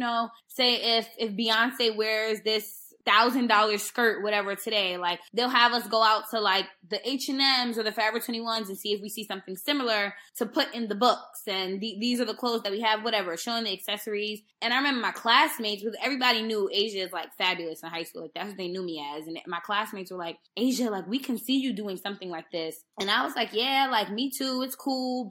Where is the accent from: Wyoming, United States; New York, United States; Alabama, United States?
New York, United States; I grew up in New York